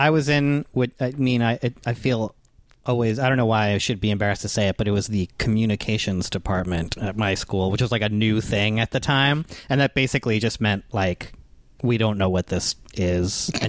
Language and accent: English; New York, United States; Yeah, I grew up in New York.